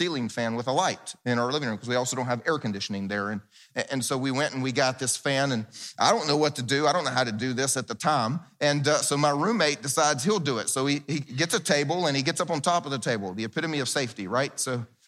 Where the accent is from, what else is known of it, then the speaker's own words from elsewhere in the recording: the South, United States; I grew up in the South where we actually planted big gardens